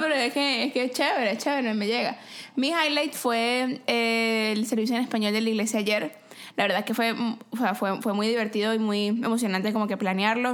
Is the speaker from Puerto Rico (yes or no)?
no; Venezuela; Venezuela, mi patria querida